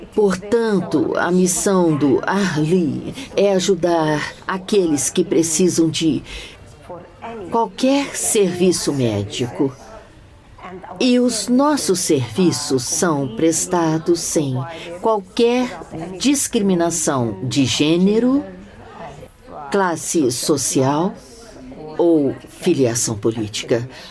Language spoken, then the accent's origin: Portuguese; Gaza, Gaza Strip, Palestine; also born or lived in Egypt / England; Nasci em Gaza, numa família da classe média. E estudei em Gaza.